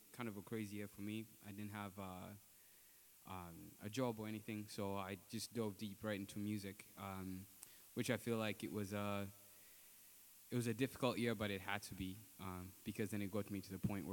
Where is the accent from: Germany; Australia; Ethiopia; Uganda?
Uganda; moved away as an adult; I'm from Uganda